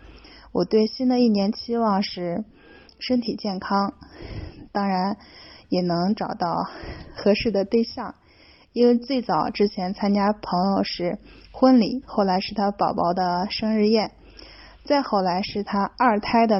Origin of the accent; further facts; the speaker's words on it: Luoyang, Henan, China; Hello，Hello，